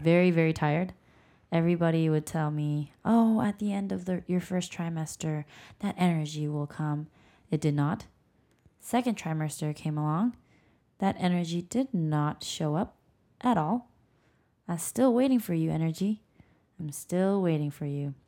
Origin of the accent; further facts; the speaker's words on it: South Korea; moved away; I grew up in Korea